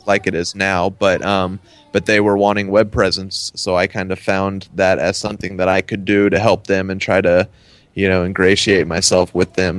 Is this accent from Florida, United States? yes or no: no; Dallas, Texas, United States; also born or lived in Denton, Texas; I'm from the Dallas Fort Worth area, and then I went to school in Denton